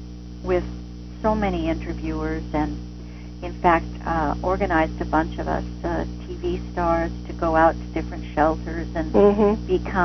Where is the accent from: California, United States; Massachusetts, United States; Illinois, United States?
California, United States; Ventura; moved away; also born or lived in Albany, California; my hometown, Ventura